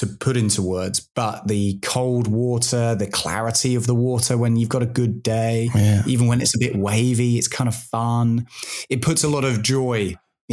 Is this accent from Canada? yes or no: no; United Kingdom; now in Australia; as a British guy who's a little bit soft